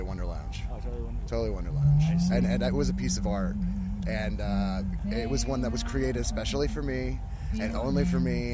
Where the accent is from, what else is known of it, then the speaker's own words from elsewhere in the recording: Austin, Texas, United States; Austin, Texas